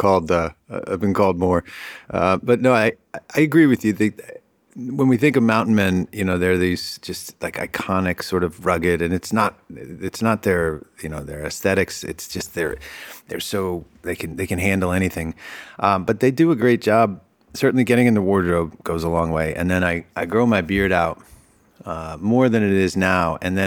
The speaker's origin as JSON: {"language": "English", "town": "Boston", "region": "Massachusetts", "country": "United States", "tie": "born or raised there", "accent": "Boston", "said": "I grew up in Boston. Like, I can start dropping my eyes and talk like I'm a Boston accent"}